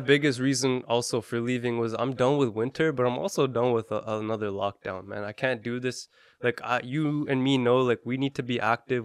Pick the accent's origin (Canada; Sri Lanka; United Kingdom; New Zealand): Canada; We're from Canada